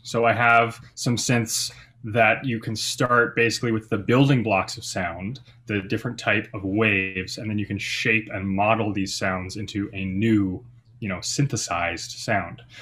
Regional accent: Calgary, Alberta, Canada; I moved back to my hometown of Calgary, Alberta

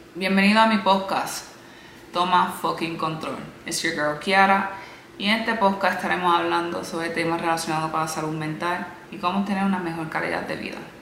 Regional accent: Puerto Rico; also born or lived in United States; now in Miami, United States; Nací en los Estados Unidos, a los 8 años de edad me mudé a la isla, donde ahí crecí

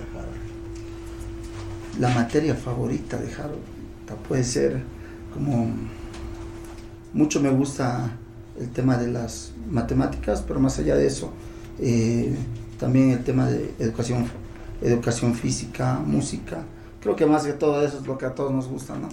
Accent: La Paz, Bolivia; somos paseños, somos de Bolivia

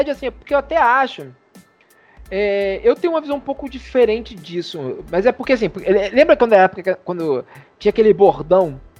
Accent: Rio de Janeiro, Brazil; O, que sou de Padre Miguel, tu é, tu é de Nilópolis.

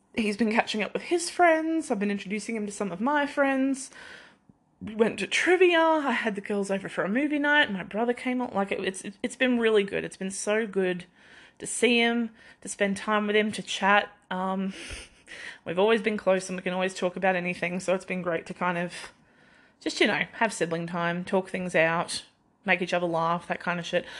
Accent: Queensland, Australia; also born or lived in Victoria, Australia; So when we moved from Victoria to Queensland

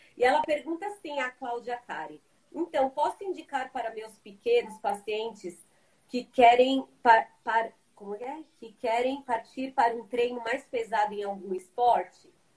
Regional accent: São Paulo, Brazil; sou daqui de São Paulo

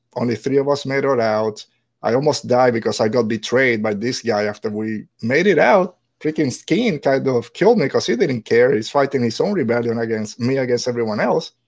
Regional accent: Puerto Rico; moved away; I'm just a regular white guy, but I'm from Puerto Rico, and as sure, as soon as I open my mouth, people start asking

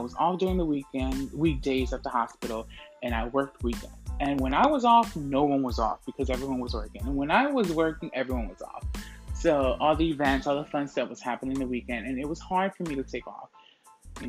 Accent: Orlando, Florida, United States; moved away as an adult; now in New York City, United States; Orlando, where I'm from

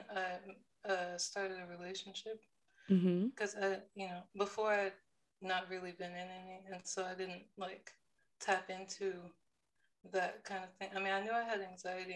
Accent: Austin, Texas, United States; I was born and raised in Austin, Texas. So I've just been here most of my life

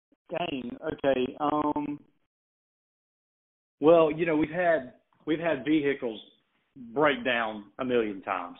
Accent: Thomson, Georgia, United States; a small venue in my hometown in Thompson, Georgia, outside of Augusta.

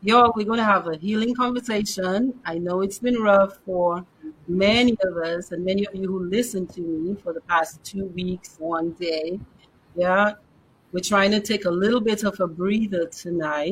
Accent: Dominica; now in Atlanta, United States; I live in Atlanta, but I am from Dominica

